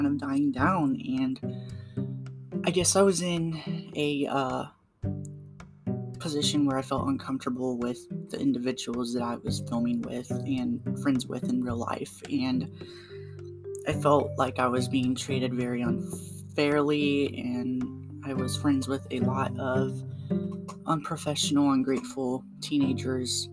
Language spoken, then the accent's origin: English; Waynesville, Ohio, United States; I am from Ohio and I live in a town called Waynesville